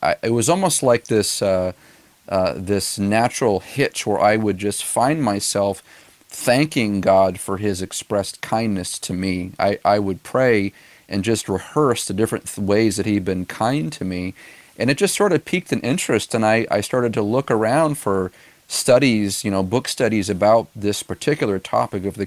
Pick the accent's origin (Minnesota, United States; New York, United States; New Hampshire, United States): New Hampshire, United States; Gilmanton Iron Works; We planted this church back in 2013 in my hometown of Gilmanton Iron Works